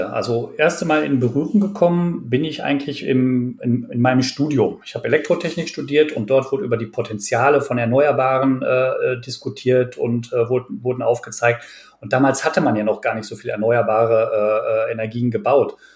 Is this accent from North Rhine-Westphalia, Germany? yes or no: yes; North Rhine-Westphalia, Germany; ich bin wirklich mitten im Ruhrgebiet aufgewachsen und äh, meine Familie äh, mein Opa oder auch äh, nähere Verwandtschaft, die waren auch wirklich, wie man bei uns mal gesagt hat, auf den Zechen tätig.